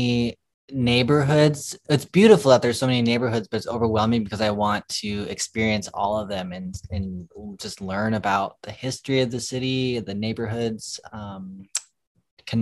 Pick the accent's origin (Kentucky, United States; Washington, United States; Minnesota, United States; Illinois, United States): Minnesota, United States; St. Paul; moved away as an adult; now in Los Angeles, United States; born and raised in St. Paul, Minnesota, came to California actually a few years ago